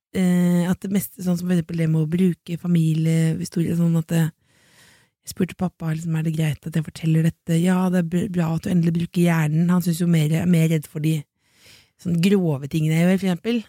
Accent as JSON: {"language": "Norwegian", "town": "Jessheim", "region": "Akershus", "country": "Norway", "tie": "born or raised there", "moved": "yes", "said": "hjemme på Jessheim"}